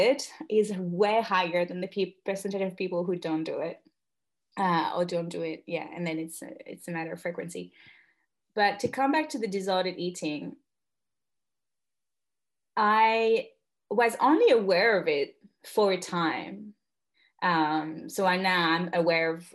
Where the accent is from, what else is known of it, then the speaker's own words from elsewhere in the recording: northern France, France; moved away as an adult; now in Australia; I'm French and Australian. I'm Franco-Australienne. And I'm currently on the land on which I grew up in Northern France